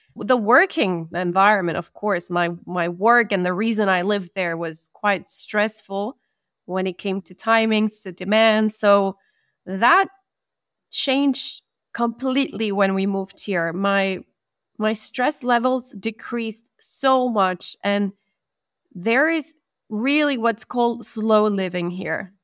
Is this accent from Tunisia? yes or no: no; Argentina; first language Spanish; English is a second language; moved away as an adult; also born or lived in Middle East; now in Bosnia and Herzegovina; I'm from Argentina.